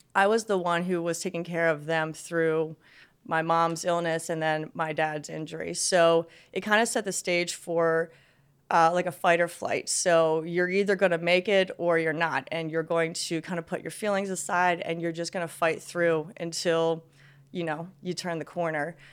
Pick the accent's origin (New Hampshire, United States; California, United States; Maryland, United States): Maryland, United States; Westminster; also born or lived in North Carolina; I was born in, in Maryland, uh, actually still in the same town I am right now.